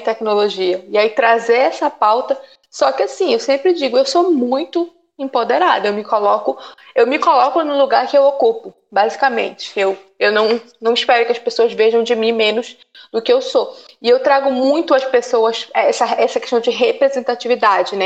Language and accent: Portuguese; Belém, Pará, Brazil; moved away; Eu vim do norte, vim de Belém